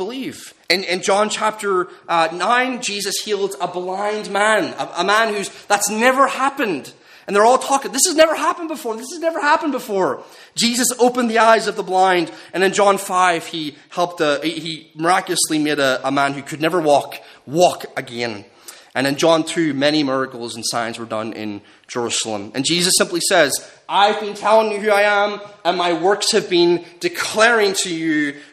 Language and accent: English; Northern Ireland, United Kingdom; growing up in Northern Ireland